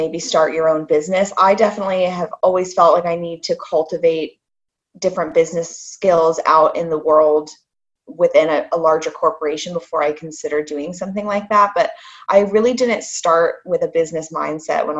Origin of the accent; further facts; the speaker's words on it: Indiana, United States; moved away as an adult; also born or lived in Charlotte, North Carolina; now in Scotland, United Kingdom; I grew up in Indiana and studied business there at the Kelly School of Business